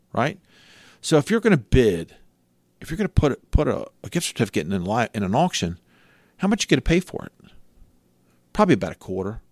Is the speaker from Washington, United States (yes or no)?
no; Cecil County, Maryland, United States; I'm from Cecil County, I have a pickup truck